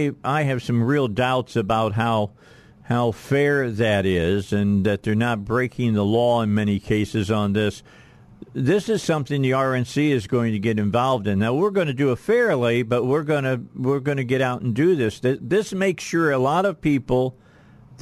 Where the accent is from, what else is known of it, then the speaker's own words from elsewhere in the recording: outside of Chicago, Illinois, United States; moved away; I grew up outside of Chicago